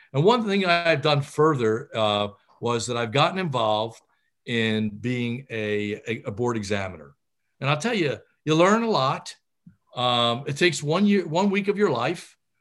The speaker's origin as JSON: {"language": "English", "town": "Philadelphia", "region": "Pennsylvania", "country": "United States", "said": "I was from Philadelphia. My parents had come from Italy and settled in Philadelphia, and I knew nothing but Philly."}